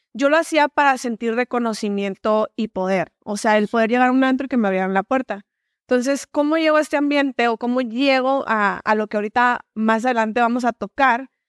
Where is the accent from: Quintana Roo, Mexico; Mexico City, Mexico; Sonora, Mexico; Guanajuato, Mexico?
Sonora, Mexico; Hermosillo; Soy originaria de aquí, de Hermosillo, Sonora. Este, de aquí, de aquí soy. Orgullosamente sonorense